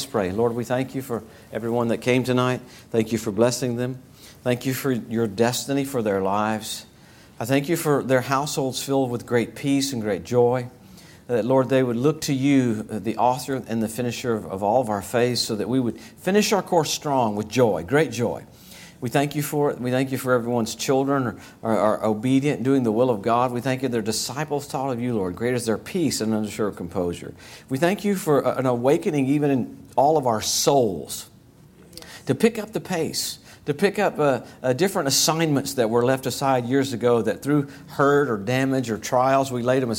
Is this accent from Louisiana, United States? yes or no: yes; Springhill, Louisiana, United States; moved away; Spring Hill, Louisiana. That's where I grew up